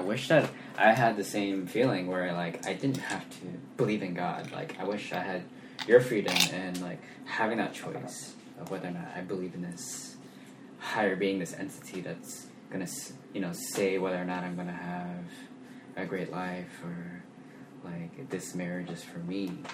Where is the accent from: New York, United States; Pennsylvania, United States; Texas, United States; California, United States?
California, United States; Sacramento; also born or lived in Lincoln, California; I grew up in Sacramento